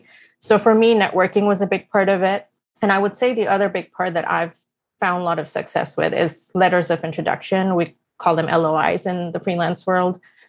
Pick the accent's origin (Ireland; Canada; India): India; now in United States; I moved from India to the US in 2006